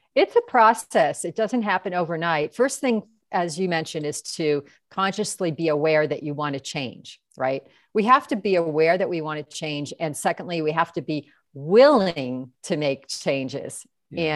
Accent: New York, United States; moved away; I'm from New York originally

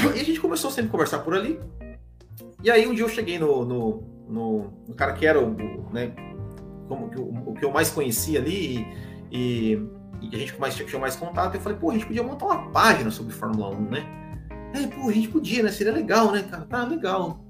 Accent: Mandaguari, Paraná, Brazil; also born or lived in Maringá; eu sou de Mandaguari, no Paraná

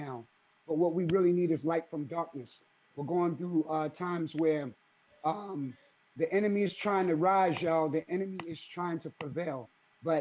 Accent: Boston, Massachusetts, United States; growing up in Jamaica Plain and also Roxbury

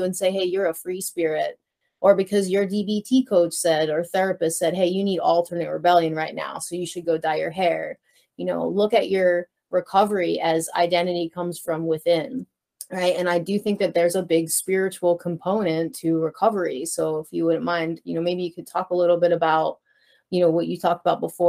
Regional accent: Philadelphia, Pennsylvania, United States; I was this kid from Northeast Philly

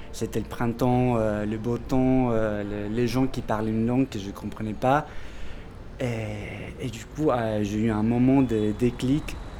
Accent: Córdoba, Argentina; French is a second language; moved away as an adult; now in Paris, France; Je viens de l'Argentine, d'une ville qui s'appelle Cordoba.

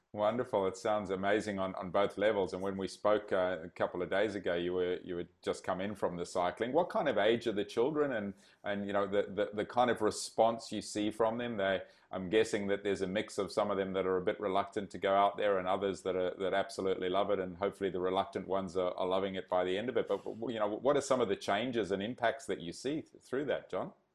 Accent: Zimbabwe; moved away; grew up in Zimbabwe

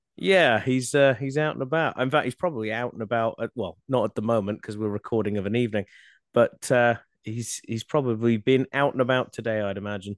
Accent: Australia; Growing up in Australia and and starting out doing conservation

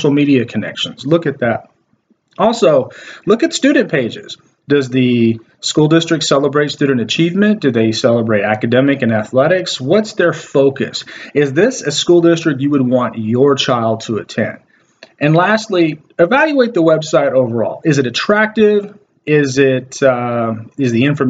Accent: Waco, Texas, United States; When I was growing up in Waco, Texas, I went to a school district called La Vega ISD

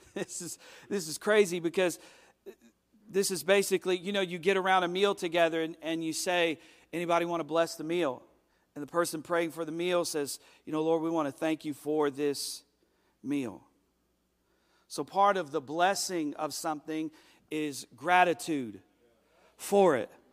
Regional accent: United States; as an American

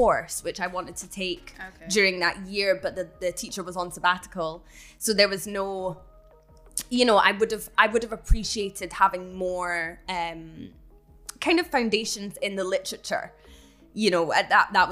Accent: Edinburgh, Scotland, United Kingdom; growing up in Edinburgh

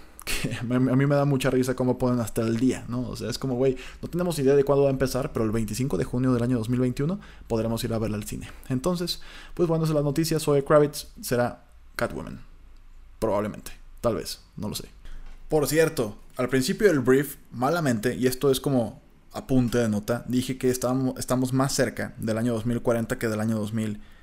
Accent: Colima, Mexico; yo soy de Colima, entonces en Colima siempre hemos tenido

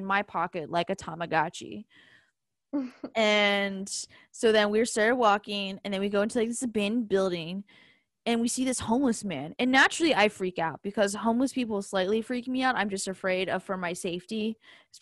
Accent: Richmond, Virginia, United States; I'm from Richmond

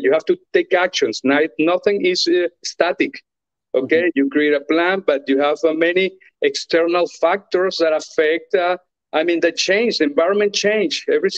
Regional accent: Venezuela; moved away as an adult; I'm from Venezuela

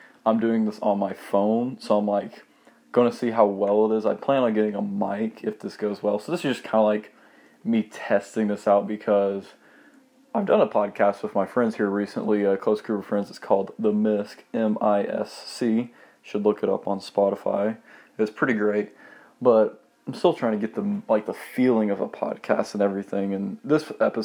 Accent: Monroe, Georgia, United States; Also from the small town called Monroe.

